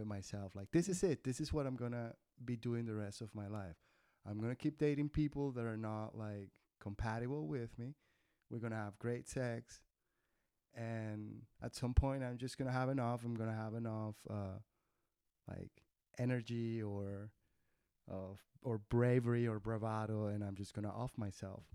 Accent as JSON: {"language": "English", "country": "Colombia", "also_born_or_lived": "Germany", "moved": "as an adult", "lives_now": "Berlin, Germany", "said": "I am from Colombia. Been living in Germany for 11 years"}